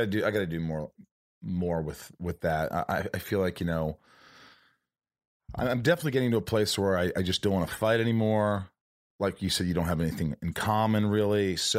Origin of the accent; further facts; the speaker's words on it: Indiana, United States; also born or lived in New York; No, I grew up in Indiana, but I was born in New York.